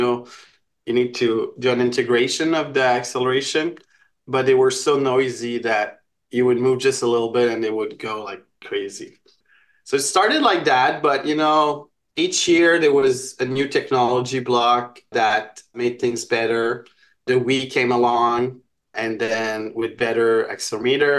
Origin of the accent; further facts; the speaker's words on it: Montreal, Quebec, Canada; So I'm from Montreal.